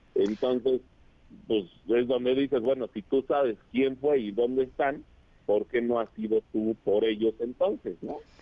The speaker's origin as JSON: {"language": "Spanish", "region": "State of Mexico", "country": "Mexico", "said": "yo amo mi estado, amo mi tierra"}